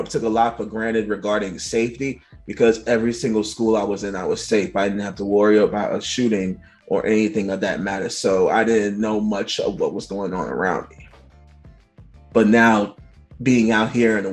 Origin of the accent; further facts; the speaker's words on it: New York City, New York, United States; I grew up in Bed-Stuy